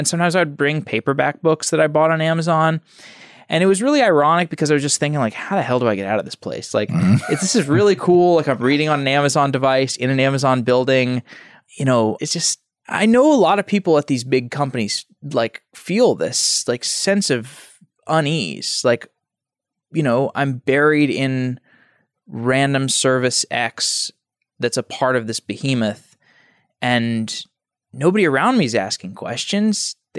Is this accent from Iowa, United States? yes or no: no; Austin, Texas, United States; Austin, Texas.